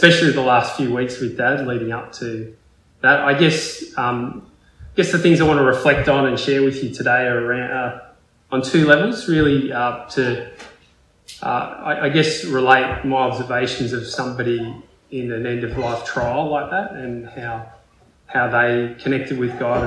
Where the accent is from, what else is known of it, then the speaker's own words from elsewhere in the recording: Port Macquarie, New South Wales, Australia; now in Melbourne, Australia; growing up in Port Macquarie